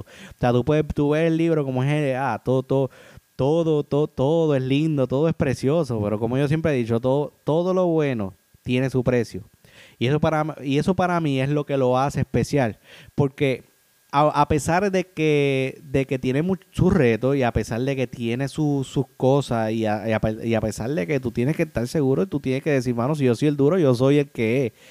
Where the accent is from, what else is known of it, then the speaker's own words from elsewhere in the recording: Puerto Rico; yo soy de Puerto Rico.